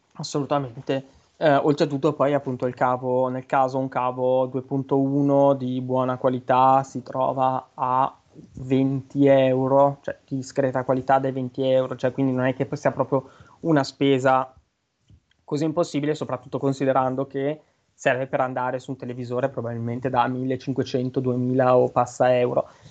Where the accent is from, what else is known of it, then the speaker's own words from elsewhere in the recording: Brianza, Lombardy, Italy; accent: Brianzolo; un po' l'accento, l'inflessione un po' da, da semi Brianzoli. Io Brianzolo vero, io sono in provincia della Brianza.